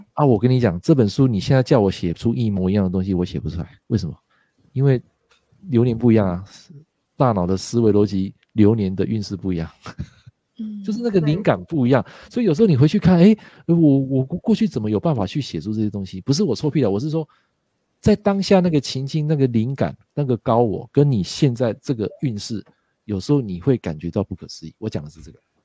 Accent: Taiwan; 他们的呃想法跟我们台湾人还是有点不太一样的啊

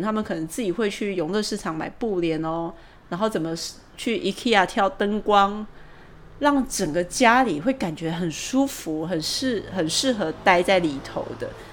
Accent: Taichung, Taiwan; moved away as an adult; now in Taipei, Taiwan; 我是台中人，然后我从二十几岁在研究所毕业以后，第一份工作我就来台北上班，所以到现在我， 我应该已经算是一个台北人了。

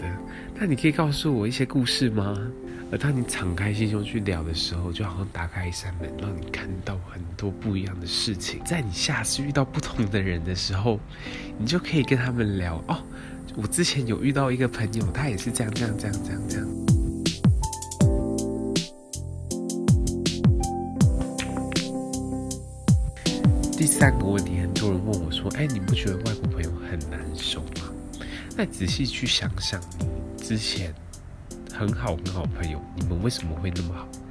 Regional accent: Taiwan; 可对我们台湾人来来讲，说，哎，足球好像并不是一个那么热门的事情。

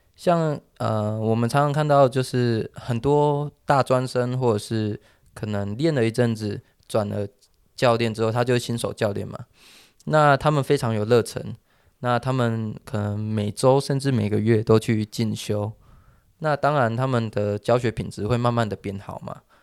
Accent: Taiwan; 我们台湾人

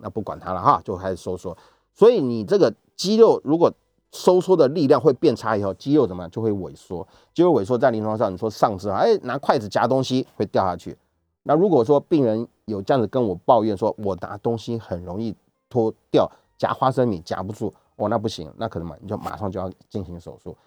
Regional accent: Taiwan; 我们台湾是可以

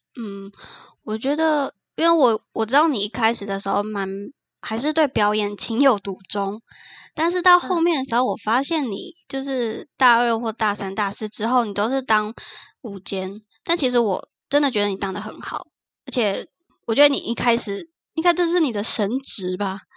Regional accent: Taichung, Taiwan; moved away as an adult; now in Kaohsiung, Taiwan; 其实我们两个都不是高雄人，我们都是台中人，然后来 高雄读书

